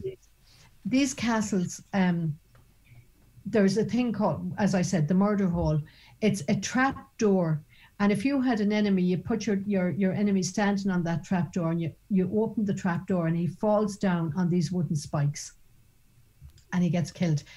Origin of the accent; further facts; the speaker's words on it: Ireland; even as an Irish woman